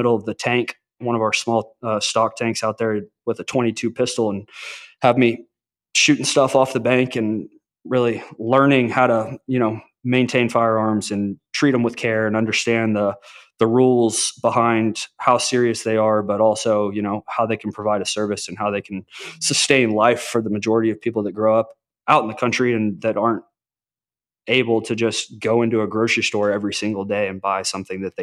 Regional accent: Arlington, Texas, United States; I grew up in Arlington, Texas, right in between Dallas and Fort Worth

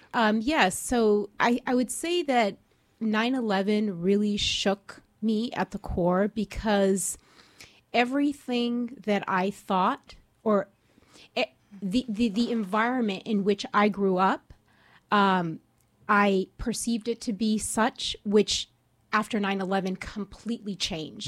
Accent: Orange County, California, United States; I'm from Orange County, California. Um, I grew up there

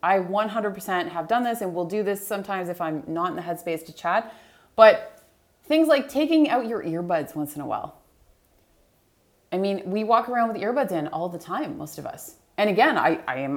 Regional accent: Hamilton, Ontario, Canada; we were both from Hamilton, Ontario

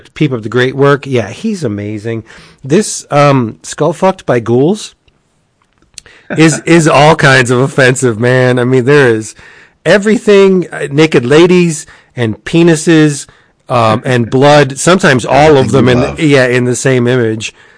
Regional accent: Scranton, Pennsylvania, United States; I'm from Scranton.

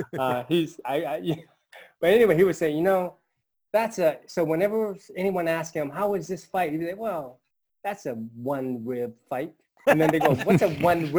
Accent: United States; I grew up here in the States

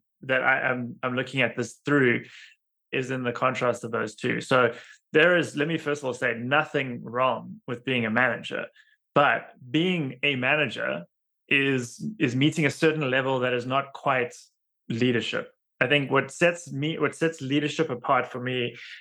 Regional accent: Cape Town, Western Cape, South Africa; moved away as an adult; now in United States; I originated in South Africa. I grew up in Cape Town. I left Cape Town, immigrated to the United States about 13 years ago.

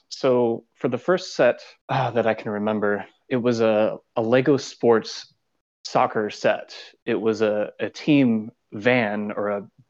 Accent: United States; I'm from the United States.

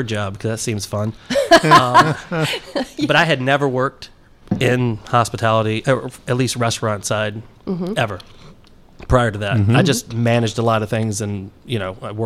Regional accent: Petersburg, Virginia, United States; moved away as an adult; also born or lived in Hopewell, Virginia / Colonial Heights, Virginia / North Carolina; Originally from Virginia

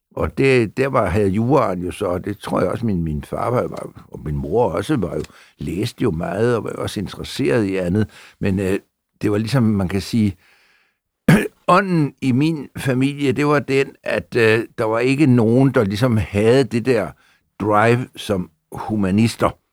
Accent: Copenhagen, Capital Region of Denmark, Denmark; also born or lived in Frederiksberg; Mit barndomshjem øh, lå der, hvor jeg også bor en dag

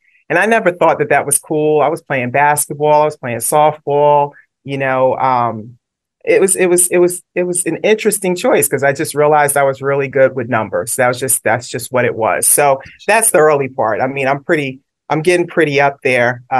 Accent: New York City, New York, United States; moved away; also born or lived in Brooklyn; I was born in Brooklyn, raised in Queens. So always a shout out to New York City.

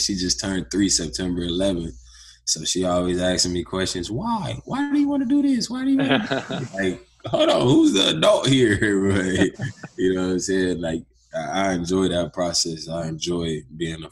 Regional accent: Youngstown, Ohio, United States; moved away; also born or lived in Ventura, California; I'm actually from Youngstown, Ohio, which is a small town. And basically, I mean, I grew up living with my mom

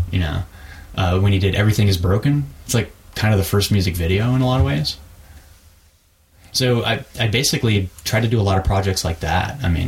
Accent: Texas, United States; born there; I'm sort of from Texas. I was born there. I you know traveled around a lot

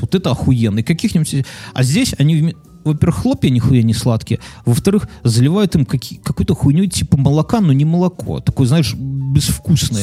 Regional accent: Belarus; Мы же белорусы

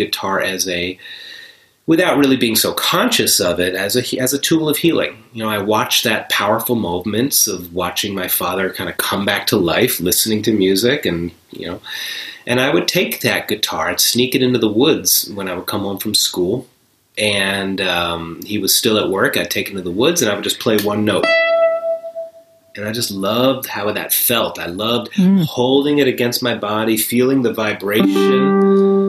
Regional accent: New York, United States; moved away; also born or lived in Buffalo; I grew up near New York City

